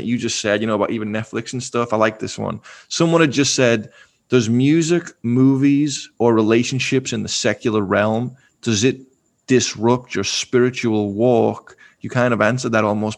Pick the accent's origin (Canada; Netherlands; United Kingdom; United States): United Kingdom; England; moved away; Growing up in England